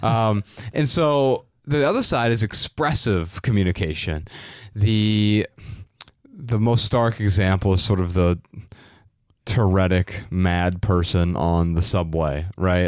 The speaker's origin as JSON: {"language": "English", "town": "Dayton", "region": "Ohio", "country": "United States", "tie": "born or raised there", "said": "I'm from Dayton, Ohio"}